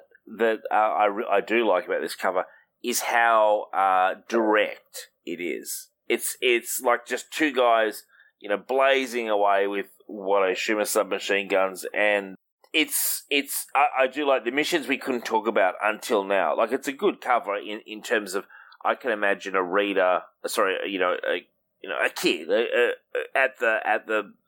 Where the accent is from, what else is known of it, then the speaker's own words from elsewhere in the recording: Australia; I'm Australian